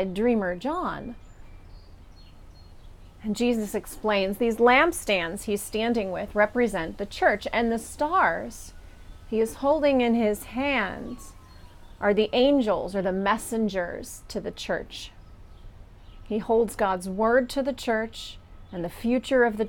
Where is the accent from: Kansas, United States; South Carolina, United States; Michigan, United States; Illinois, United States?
Kansas, United States; now in Pittsburgh, United States; we have a local equivalent of the word y'all, which is what I grew up with in Kansas